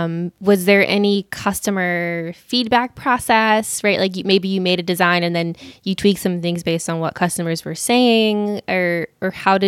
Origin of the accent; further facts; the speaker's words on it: outside of Atlanta, Georgia, United States; I grew up outside of Atlanta.